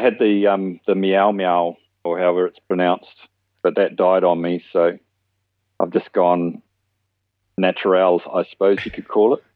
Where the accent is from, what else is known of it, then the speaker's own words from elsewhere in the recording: New Zealand; moved away as an adult; now in Australia; I'm born and bred in New Zealand.